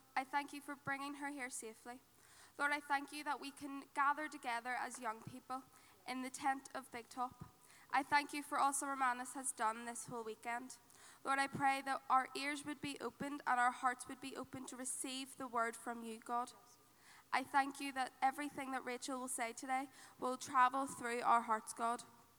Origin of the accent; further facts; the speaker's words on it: Dundonald, Northern Ireland, United Kingdom; I'm from St. Mary's Ballybean.